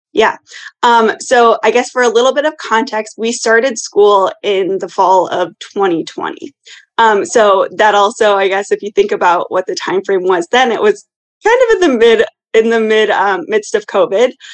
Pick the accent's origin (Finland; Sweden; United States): United States; Iowa; moved away as an adult; now in Chicago, United States; I originally grew up in Iowa, but for the past six years, I've lived here in Chicago